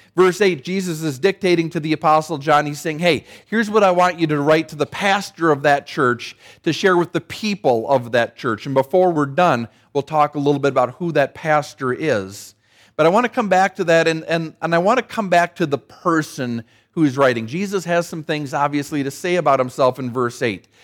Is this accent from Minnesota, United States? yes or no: yes; Saint Paul, Minnesota, United States; my hometown of Saint Paul